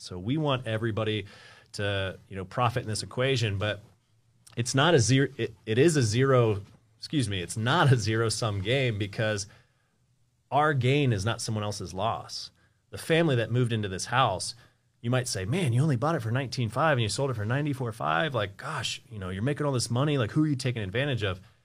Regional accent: Columbus, Ohio, United States; also born or lived in Springfield, Ohio; I'm from Columbus.

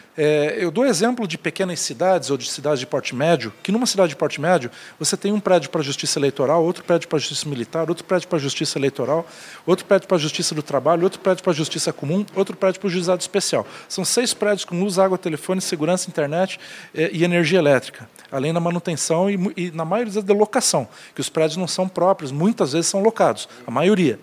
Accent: Curitiba, Paraná, Brazil; also born or lived in Itajaí; eu nasci em Itajaí, mas abri o olho em Curitiba.

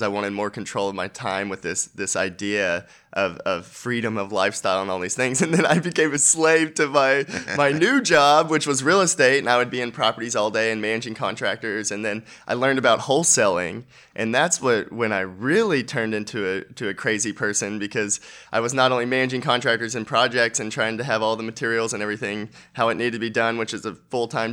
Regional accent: Dallas-Fort Worth Metroplex, Texas, United States; I'm from the Dallas-Fort Worth Metroplex

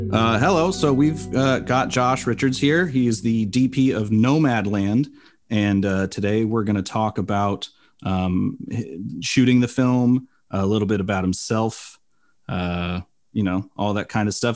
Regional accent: Bay Area, California, United States; moved away; also born or lived in Arizona; I grew up in the Bay Area

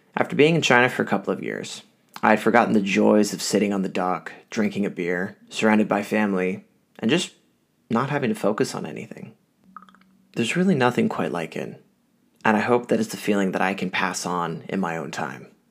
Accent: Ottawa, Ontario, Canada; Growing up in Ottawa, some of my earliest memories is being out at my family's cottage

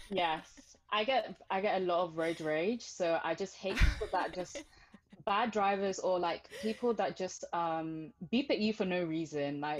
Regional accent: United Kingdom; also born or lived in Zimbabwe / Botswana; I moved to the UK when I was five, and I would say my upbringing was interesting because where I lived was a predominantly white place

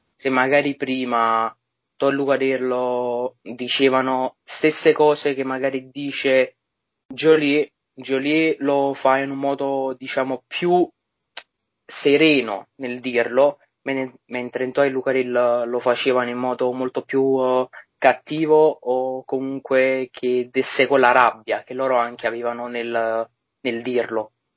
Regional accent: Naples, Campania, Italy; essendo napoletano

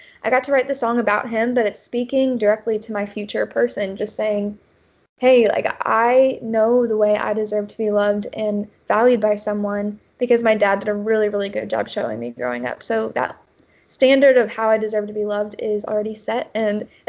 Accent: Columbia, Missouri, United States; moved away as an adult; also born or lived in Kansas City, Missouri; now in Nashville, United States; I'm from Columbia, Missouri originally. And then I lived in Kansas City, Missouri for 4 years after high school

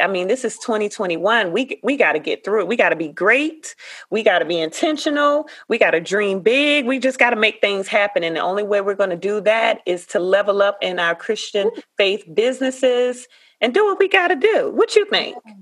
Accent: Savannah, Georgia, United States; Savannah, Georgia, my hometown

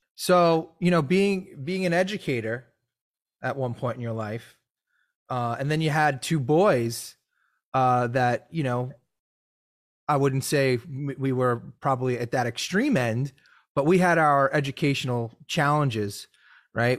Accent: New York, United States; Growing up in New York

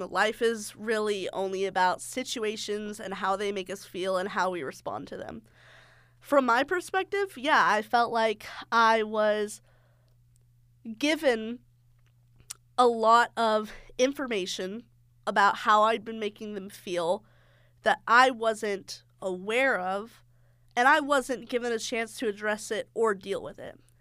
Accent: the South, United States; I'm from the South

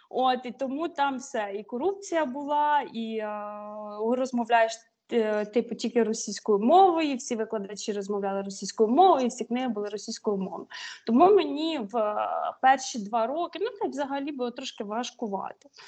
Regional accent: Vinnytsia Oblast, Ukraine; moved away as an adult; also born or lived in Reims, France; now in Annecy, France; Я з Вінницької області, з центральної.

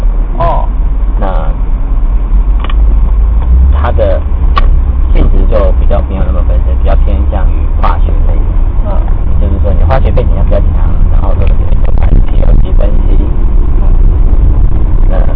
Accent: Taichung, Taiwan; 从小就是在台中学校上来的，所以台中的学校是。

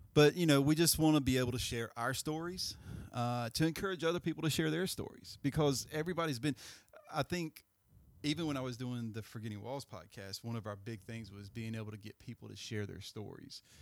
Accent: Greensboro, North Carolina, United States; we're from Greensboro

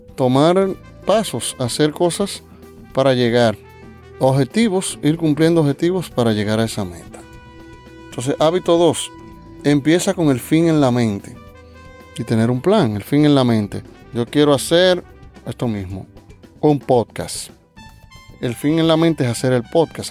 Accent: Dominican Republic; mi país, República Dominicana

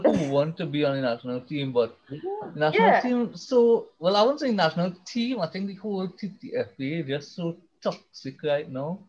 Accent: Trinidad & Tobago; as a Trinidadian

